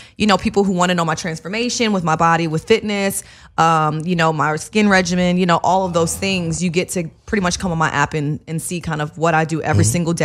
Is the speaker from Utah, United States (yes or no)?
no; Chicago, Illinois, United States; I'm from Chicago, so I'm used to that.